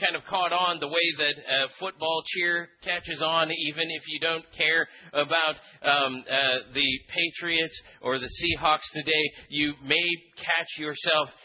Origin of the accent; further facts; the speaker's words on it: Philippines; moved away; I grew up in the Philippines, and one of the things about growing up in the Philippines is that you grow up with a sense of the supernatural that you don't really have in Western culture here